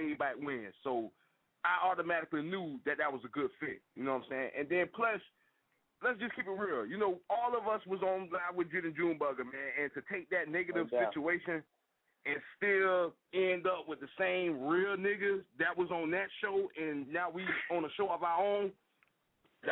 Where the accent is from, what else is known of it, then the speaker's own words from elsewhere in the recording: Jacksonville, Florida, United States; I'm from Duval County, Florida, born and raised